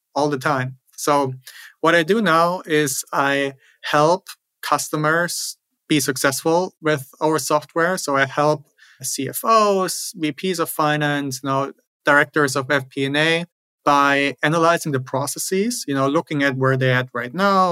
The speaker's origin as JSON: {"language": "English", "country": "Germany", "tie": "born or raised there", "also_born_or_lived": "Switzerland / New York City", "moved": "as an adult", "lives_now": "United States", "said": "Originally, I'm from Germany. That's where I grew up."}